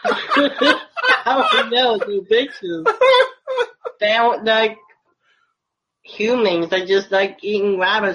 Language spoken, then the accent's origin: English; Virginia, United States; I'm from Virginia